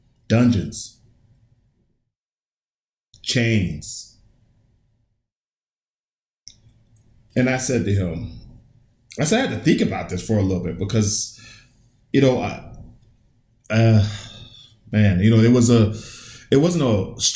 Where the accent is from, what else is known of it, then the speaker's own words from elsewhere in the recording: United States; I was born, raised in America